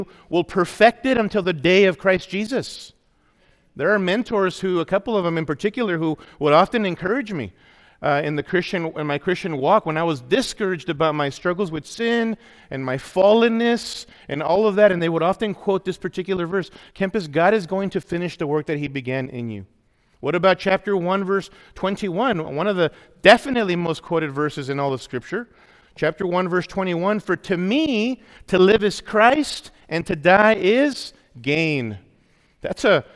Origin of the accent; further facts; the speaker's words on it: Los Angeles, California, United States; I grew up in Awana in the LA area, was involved in Awana as a kid